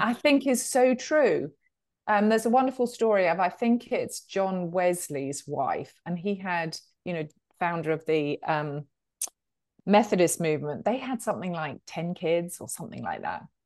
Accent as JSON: {"language": "English", "country": "United Kingdom", "accent": "British", "moved": "as an adult", "lives_now": "Charlotte, United States", "said": "as you can tell from the accent, um, I'm a Brit"}